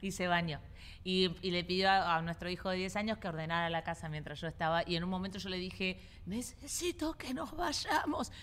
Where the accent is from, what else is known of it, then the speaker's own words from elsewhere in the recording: Argentina; now in Doral, United States; yo soy argentina